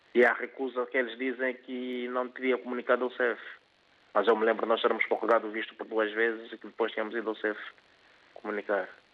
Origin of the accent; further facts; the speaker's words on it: Angola; now in Portugal; quando somos originários de Angola